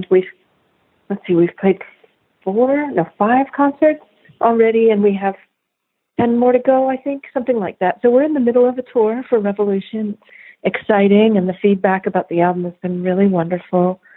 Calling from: Atlanta, Georgia, United States; I'm calling from Atlanta.

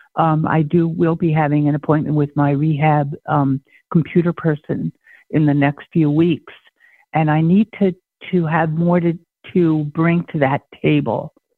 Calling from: Maine, United States; I'm calling from Maine

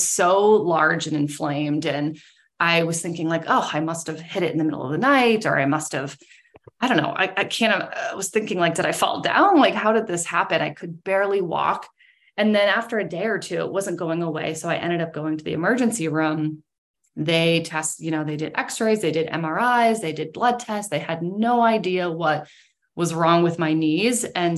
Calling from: Maynard, Massachusetts, United States; I'm calling from Maynard, which is like about 30 minutes west of Boston. So in Massachusetts.

